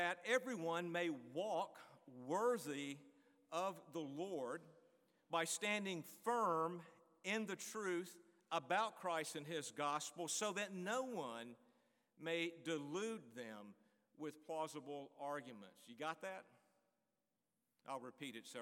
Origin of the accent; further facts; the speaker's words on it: Greensboro, North Carolina, United States; Greensboro, North Carolina, my hometown